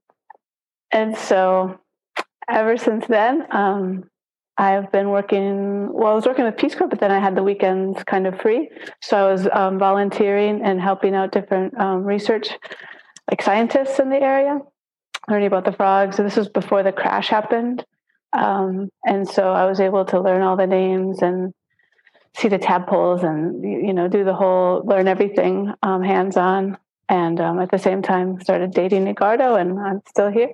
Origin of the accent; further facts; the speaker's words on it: Wisconsin, United States; moved away as an adult; now in Panama; I'm originally from Wisconsin